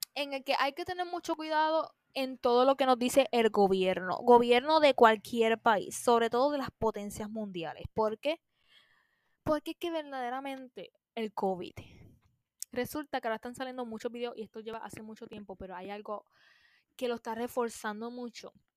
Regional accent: Puerto Rico; aquí en Puerto Rico

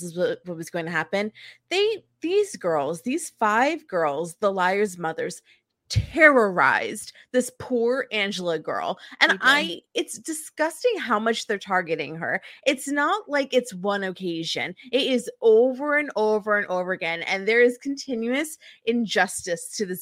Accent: New Jersey, United States; I'm from a tiny town, but we have a yearly carnival.

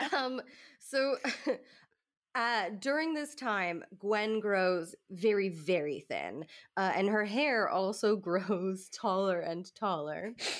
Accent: the South, United States; I'm from the South, and I'm used to church ladies having big hair

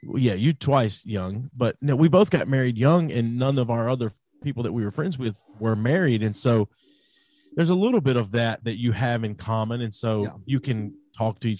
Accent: Pulaski, Tennessee, United States; I'm from Pulaski, Tennessee

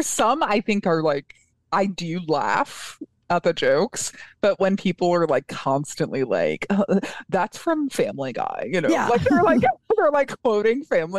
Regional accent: Colorado, United States; I'm from Colorado

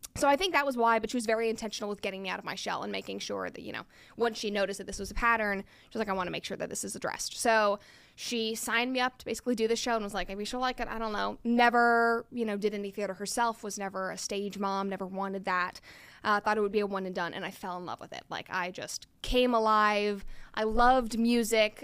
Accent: Chattanooga, Tennessee, United States; moved away; also born or lived in Atlanta / New York / Los Angeles; I am originally from Chattanooga, Tennessee, and then I moved to California to pursue acting about ten years ago

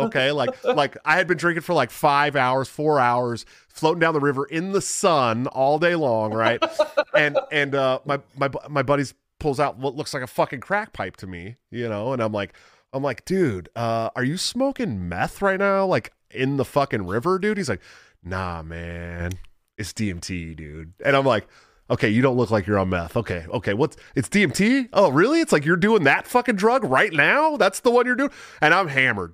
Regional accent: California, United States; I'm from California

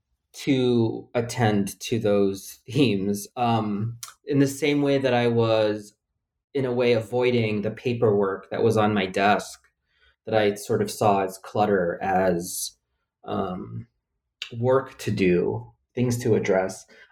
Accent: Philippines; born there; I make sure to say I was born in the Philippines, so the judges know that my white-sounding name belongs to me.

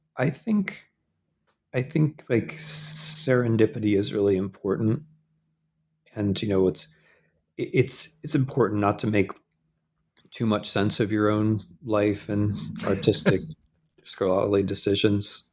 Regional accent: Midwest, United States; moved away as an adult; I'm a Midwesterner

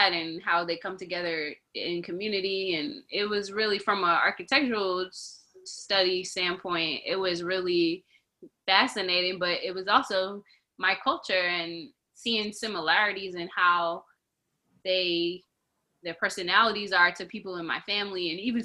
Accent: North Carolina, United States; also born or lived in New Bedford, Massachusetts / Austin, Texas; I grew up in North Carolina

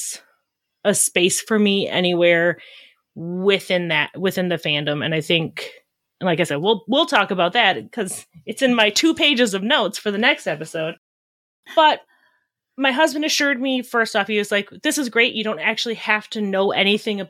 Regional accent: Wisconsin, United States; I'm from Wisconsin

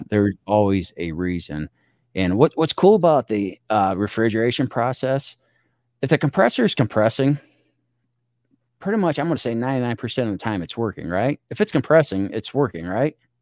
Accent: small community on the Illinois River, United States; my hometown, small community, no stoplights in it and we're on the Illinois River

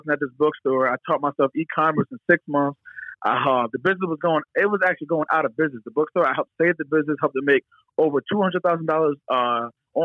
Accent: Philadelphia area, Bucks County, Pennsylvania, United States; I'm from the Philadelphia area. I've lived in Philadelphia for over 10 years, and I'm not born in Philadelphia, but I'm born in like Bucks County

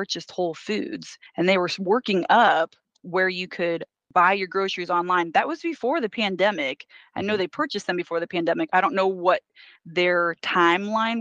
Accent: Fowler, Indiana, United States; moved away; also born or lived in Austin, Texas / San Antonio, Texas; grew up in Fowler, Indiana, and there are about 500 people there

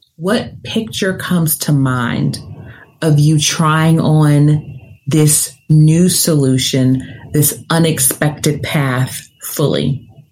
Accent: Nashville, Tennessee, United States; I'm from the South, I'm from Nashville, Tennessee, but I talk fast

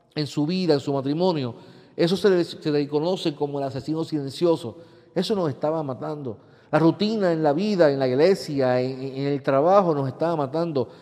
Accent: Puerto Rico; vivimos como pueblo puertorriqueño

